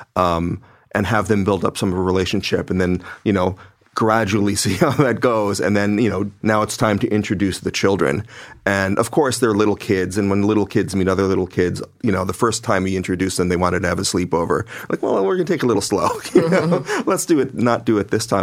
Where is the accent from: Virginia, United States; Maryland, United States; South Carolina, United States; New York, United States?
New York, United States; New York City; we all come from multicultural, extremely left wing and liberal Brooklyn